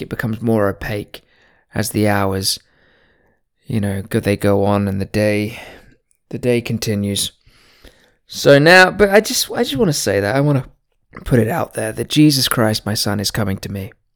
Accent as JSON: {"language": "English", "country": "United Kingdom", "tie": "born or raised there", "said": "I was born in Britain"}